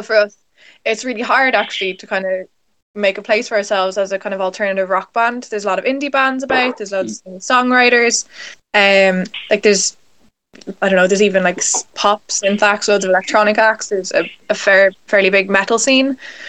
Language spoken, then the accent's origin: English; Dublin, Leinster, Ireland; we're a band from Dublin, and Dublin's the capital city of Ireland